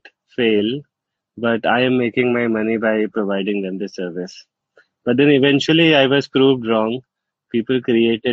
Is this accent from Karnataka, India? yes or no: no; Jamshedpur, Jharkhand, India; also born or lived in Chaibasa; I grew up in a small city in Jharkhand. It's called Jamshedpur. Although I was born in Chaibasa, which is a small town nearby Jamshedpur